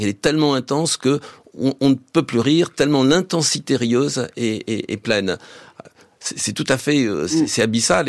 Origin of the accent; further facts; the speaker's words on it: France; chez nous au XXe siècle